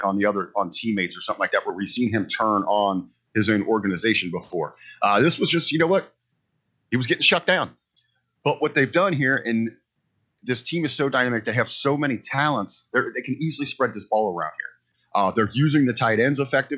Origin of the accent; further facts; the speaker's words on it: Cincinnati, Ohio, United States; from my hometown team, the Bengals